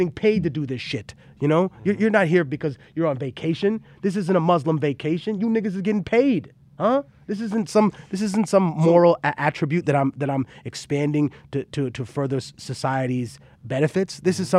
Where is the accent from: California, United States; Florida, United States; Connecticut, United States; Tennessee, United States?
California, United States; So fuck you, I'm from California.